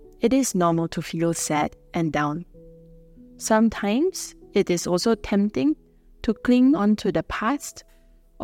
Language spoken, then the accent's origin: English; Singapore; I'm a missionary from Singapore